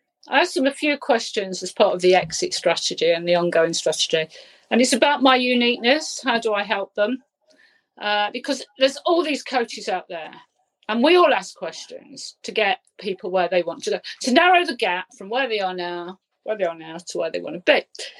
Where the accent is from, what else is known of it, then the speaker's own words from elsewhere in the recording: Leicester, East Midlands, United Kingdom; We come from Leicester